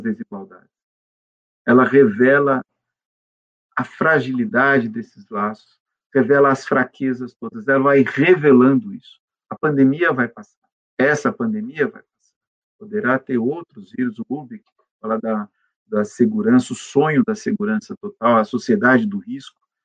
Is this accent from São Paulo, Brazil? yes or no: yes; São Paulo, Brazil; nasci aqui em São Paulo, aqui fiquei em São Paulo